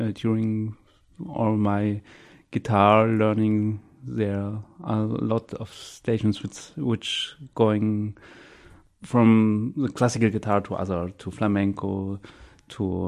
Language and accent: English; Jena, Thuringia, Germany; moved away as an adult; also born or lived in Weimar; now in Bremen, Germany; I was born in Jena, which is in the middle of Germany. Then I studied in Weimar, and now I'm living in Bremen